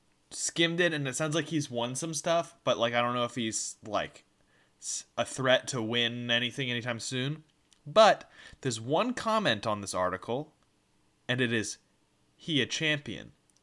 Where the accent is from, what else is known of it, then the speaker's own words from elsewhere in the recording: the American South, United States; as someone born and raised in the American South.